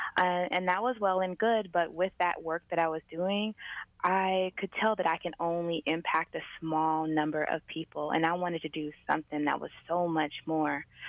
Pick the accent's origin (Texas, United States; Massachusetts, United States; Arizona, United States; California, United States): California, United States; San Diego; I'm originally from San Diego, California